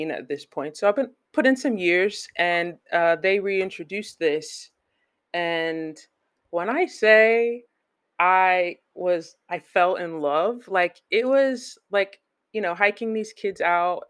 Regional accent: Flemington, New Jersey, United States; moved away as an adult; also born or lived in Perth Amboy, New Jersey; So I brand that as my hometown because I lived there the longest

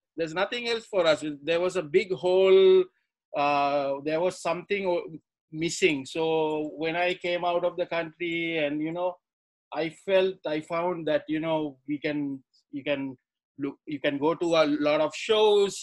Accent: Sri Lanka; moved away as an adult; as a fan growing up in Sri Lanka

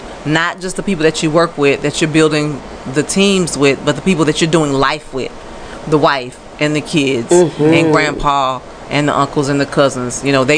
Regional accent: Bunkie, Louisiana, United States; moved away; that little girl growing up in Bunky. Population at the time was probably all of 10,000, maybe.

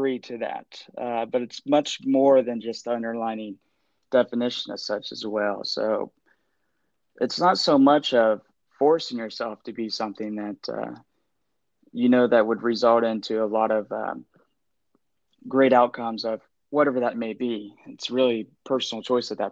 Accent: Columbus, Ohio, United States; born and raised in Columbus, Ohio

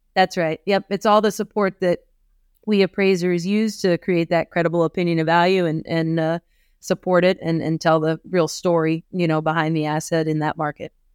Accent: eastern Iowa, United States; moved away as an adult; also born or lived in Kirksville, Missouri / Chicago / Washington, D.C.; I grew up in eastern Iowa

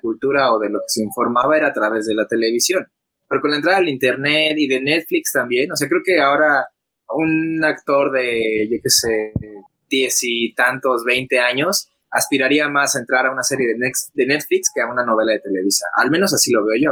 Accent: Mexico; como mexicanos

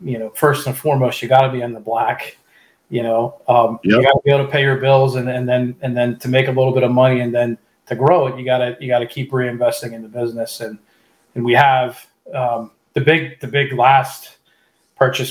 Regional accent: Pittsburgh, Pennsylvania, United States; now in Central Pennsylvania, United States; I'm originally from the Pittsburgh area

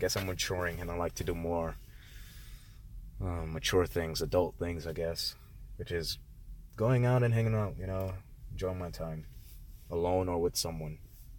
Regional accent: Connecticut, United States; born there; I was born in Connecticut, didn't know, you know, I didn't know much about Connecticut.

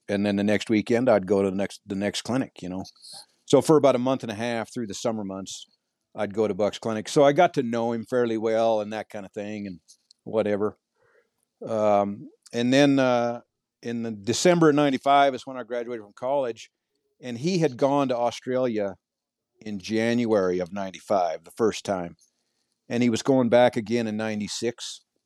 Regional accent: Montana, United States; I was born and raised in Montana

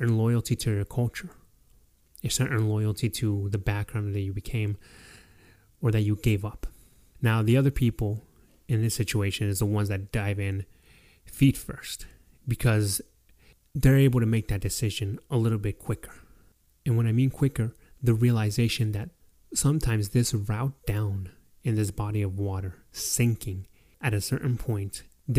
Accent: Mexico; now in United States; giving up my nationality as a Mexican to be able to attain my nationality as an American citizen

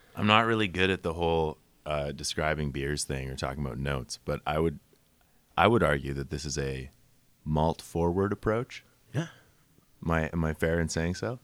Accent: Winnipeg, Manitoba, Canada; moved away; also born or lived in Saskatchewan; I'm from Winnipeg originally

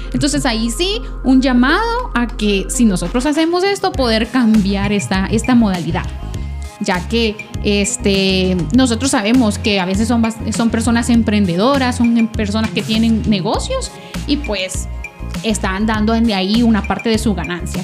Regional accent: El Salvador; nosotros que somos salvadoreños

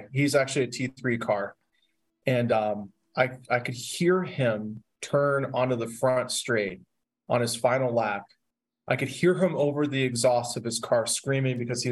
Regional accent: Pittsburgh, Pennsylvania, United States; Growing up in the Pittsburgh area

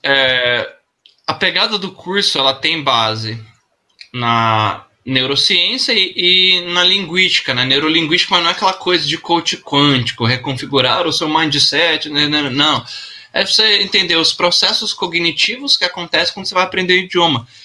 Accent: Brazil; eu nasci no Brasil

